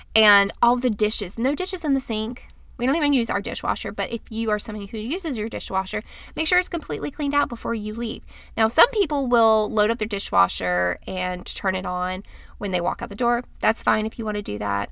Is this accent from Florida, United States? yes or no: yes; Florida, United States; I'm from Florida